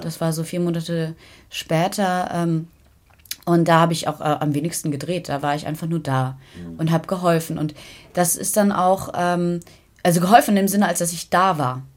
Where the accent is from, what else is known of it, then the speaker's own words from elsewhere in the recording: Kiel, Schleswig-Holstein, Germany; die Landeshauptstadt Kiel, was ja meine Heimatstadt ist, der ich mich sehr verbunden fühle